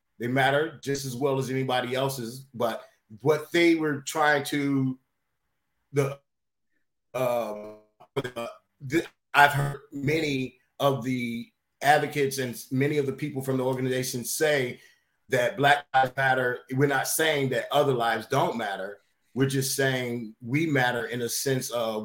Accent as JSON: {"language": "English", "town": "Chicago", "region": "Illinois", "country": "United States", "tie": "born or raised there", "said": "I was born and raised in Chicago, Illinois"}